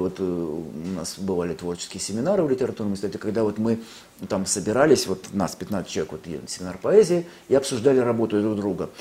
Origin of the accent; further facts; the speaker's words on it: Lviv, Lviv Oblast, Ukraine; now in Russia; я ведь родился во Львове, на Украине